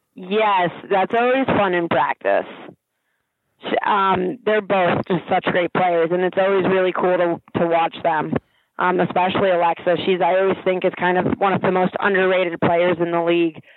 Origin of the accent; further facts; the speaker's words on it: Princeton, New Jersey, United States; I grew up in Princeton, New Jersey